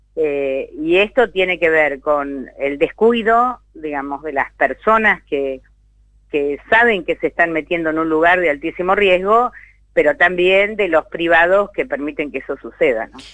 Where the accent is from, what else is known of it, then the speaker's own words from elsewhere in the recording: San Isidro, Buenos Aires Province, Argentina; soy de la zona norte, soy de San Isidro